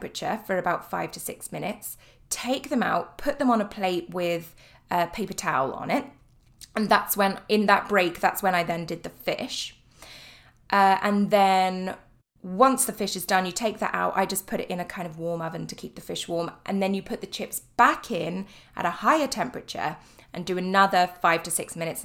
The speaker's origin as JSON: {"language": "English", "area": "Cornwall", "region": "South West England", "country": "United Kingdom", "said": "I am from Cornwall, which is down in the tip in the southwest of England."}